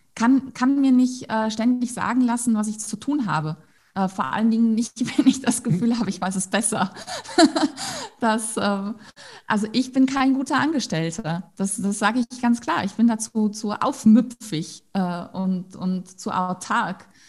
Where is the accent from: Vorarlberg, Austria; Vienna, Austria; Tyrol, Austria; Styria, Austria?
Tyrol, Austria; bei uns in Tirol